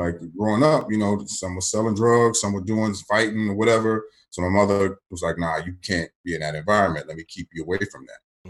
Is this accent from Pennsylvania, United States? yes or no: no; Maryland, United States; moved away as an adult; also born or lived in Johnson City, Tennessee; I'm coming from Maryland to Tennessee